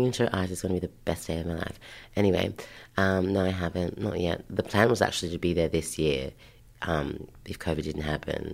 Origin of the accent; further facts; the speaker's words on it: Sydney, New South Wales, Australia; also born or lived in Ashfield / Belfield / Canterbury / Belmore; I grew up in Waterloo, Redfern. And then in about year one, year two is when we moved out of Waterloo, Redfern